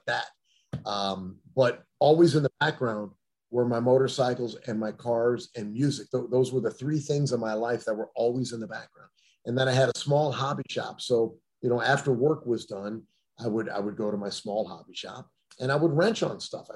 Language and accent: English; Akron, Ohio, United States; moved away; also born or lived in Detroit, Michigan; I was born in Akron, Ohio, just south of Cleveland.